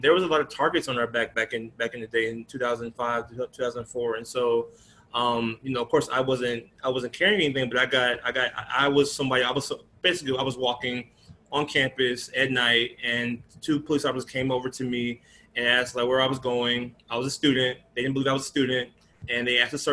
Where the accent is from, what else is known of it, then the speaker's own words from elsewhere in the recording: Atlanta, Georgia, United States; moved away as an adult; now in Chicago area, United States; moving from my hometown of Atlanta